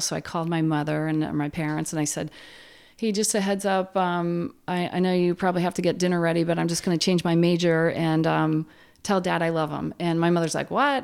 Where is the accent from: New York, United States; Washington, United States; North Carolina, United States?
New York, United States; Plattsburgh; I grew up in Plattsburgh with, uh, a large family of Irish Catholics